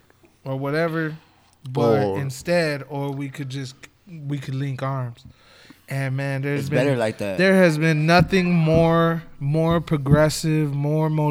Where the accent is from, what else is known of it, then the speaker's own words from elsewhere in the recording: upstate New York, United States; moved away; also born or lived in San Antonio, Texas; I was raised in New York. I'm from upstate